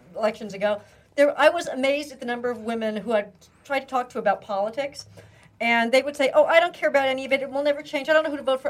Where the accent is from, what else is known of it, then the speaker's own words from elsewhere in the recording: Pennsylvania, United States; moved away; the town I grew up in in Pennsylvania